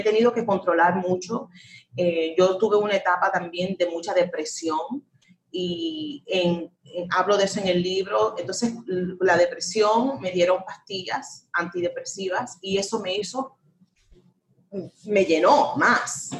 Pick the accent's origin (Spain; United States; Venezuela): United States; un país, mi país, donde yo nací